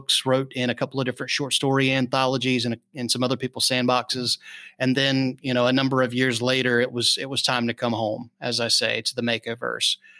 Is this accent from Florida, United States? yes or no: yes; North Florida, United States; we lived out in the sticks in North Florida.